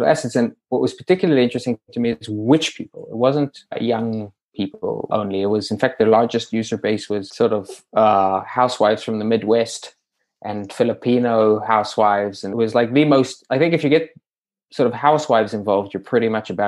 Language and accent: English; South Africa; born or raised there